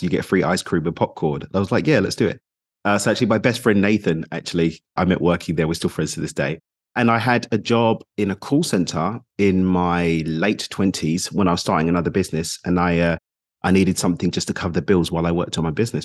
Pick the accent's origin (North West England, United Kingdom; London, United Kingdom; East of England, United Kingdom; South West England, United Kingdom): London, United Kingdom; also born or lived in United Arab Emirates / Mexico; now in Dubai, United Arab Emirates; I'm from East London in the U K, currently in Dubai in the U A E.